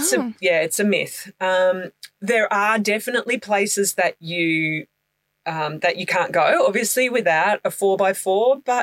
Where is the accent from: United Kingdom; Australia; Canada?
Australia; And I guess, again, COVID kind of made us see our own country.